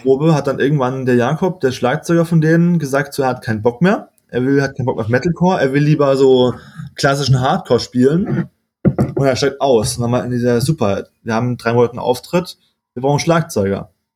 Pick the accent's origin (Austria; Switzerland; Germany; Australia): Germany; Freiburg, Baden-Württemberg; moved away as an adult; aufgewachsen, ich komme aus Freiburg, geboren und war bis zum Ende von meinem Master eigentlich, also bis ich, oh, lass mich liegen, 25, 25 war ich in Freiburg